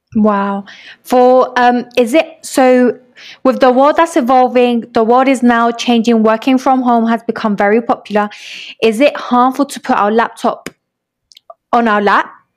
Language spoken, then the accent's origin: English; London, United Kingdom; moved away as an adult; now in Medellín, Colombia; I grew up in London